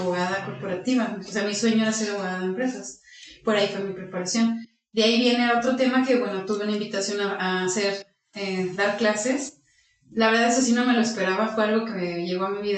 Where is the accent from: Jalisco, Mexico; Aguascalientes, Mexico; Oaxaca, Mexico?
Aguascalientes, Mexico; soy de Aguascalientes, estudié aquí la todo secundaria, universidad, la preparatoria